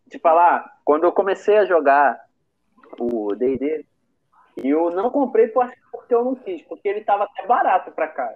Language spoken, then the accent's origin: Portuguese; Rio de Janeiro, Brazil; eu sou daqui de Bolsa